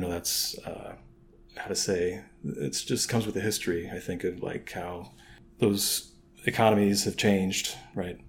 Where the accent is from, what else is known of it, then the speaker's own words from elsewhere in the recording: St. Louis, Missouri, United States; now in Chicago, United States; I'm from St. Louis